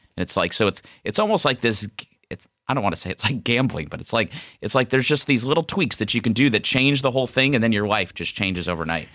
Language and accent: English; Ohio, United States; moved away as an adult; also born or lived in Scottsdale, Arizona; we moved home back to Ohio from Scottsdale, where I'm originally from